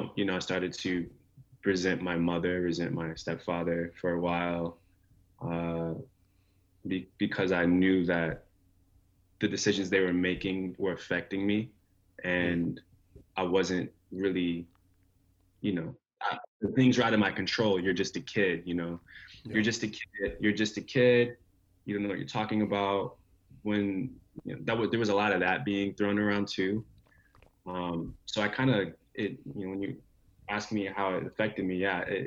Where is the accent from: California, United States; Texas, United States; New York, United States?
California, United States; Anaheim; also born or lived in Arizona / Michigan; now in Seattle, United States; I grew up in several places. I was born in California. I spent about 9 years of my life there, off and on, in Anaheim. And then, you know, I lived in Arizona for quite a bit as a child.